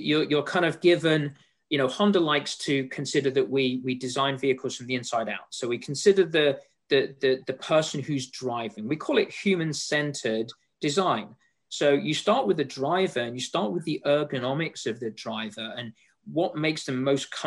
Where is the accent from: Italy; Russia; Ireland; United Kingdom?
United Kingdom; England; moved away; as you can tell from my accent, and Laura, you and I have spoken before, you know, I'm from England, so I'm a European